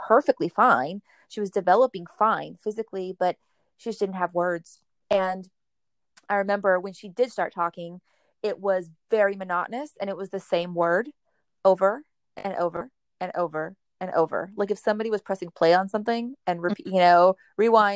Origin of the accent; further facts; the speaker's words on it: Rio Grande Valley, south Texas, United States; I'm actually from the Rio Grande Valley. It's the very tip of Texas, south Texas, the most south you can probably go in our country. And we come from an area that is underserved. There's very little resources, particularly, I think, when it comes to special education, special needs, you know, that whole special needs population. But we grew up here